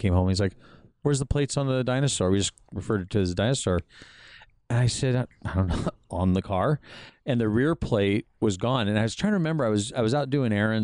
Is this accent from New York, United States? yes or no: no; La Habra, California, United States; I grew up in La Habra